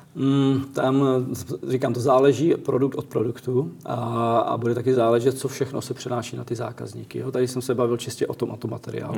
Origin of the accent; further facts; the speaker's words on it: Czechia; já jsem Čech, jsem z České republiky